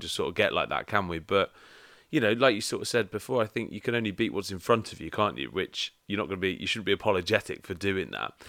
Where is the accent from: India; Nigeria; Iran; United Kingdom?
United Kingdom; England; being English